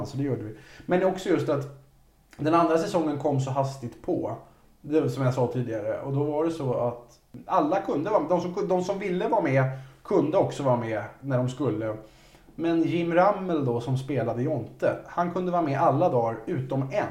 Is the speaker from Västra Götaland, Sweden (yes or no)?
yes; Resö, Västra Götaland, Sweden; jag hade en kille på Resö där jag växte upp